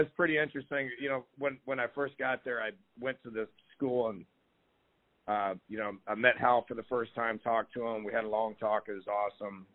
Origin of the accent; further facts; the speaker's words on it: Mount Pleasant, Iowa, United States; moved away as an adult; also born or lived in Davenport, Iowa; now in Houston, United States; Iowa Wesleyan, which was my hometown, okay, which was also in Mount Pleasant, Iowa